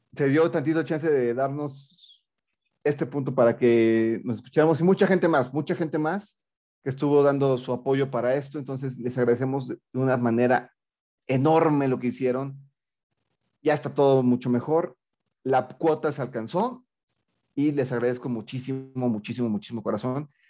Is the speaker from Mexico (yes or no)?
yes; Mexico; más para mi tierra